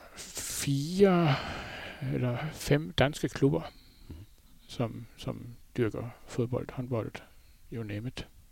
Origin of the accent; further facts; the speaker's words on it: Flensburg, Schleswig-Holstein, Germany; moved away as an adult; now in Denmark; Jeg har jo boet i Flensborg. Jeg blev født i Flensborg, og har boet der indtil... Øh, ja, hvad er det? små 30 år siden, vi flyttede herover